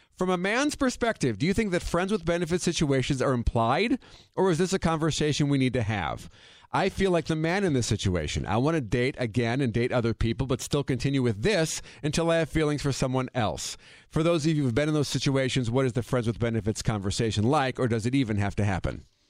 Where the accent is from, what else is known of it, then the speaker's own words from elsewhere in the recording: Wisconsin, United States; we're we're from Wisconsin